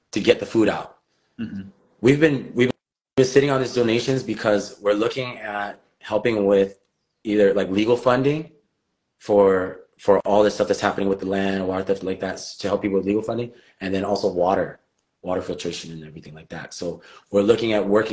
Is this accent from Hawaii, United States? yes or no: yes; Hawaii, United States; as Native Hawaiian people